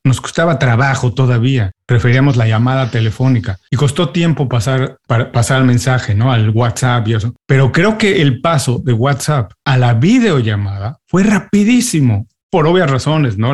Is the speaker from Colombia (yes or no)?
no; Mexico; now in United States; yo siendo mexicano, viviendo en Estados Unidos